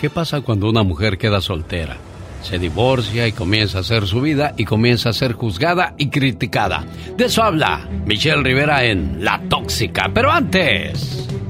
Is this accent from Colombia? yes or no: no; La Piedad, Michoacán, Mexico; moved away; Un día salí de la Piedad, Michoacán, pero la Piedad, Michoacán nunca salió de mí.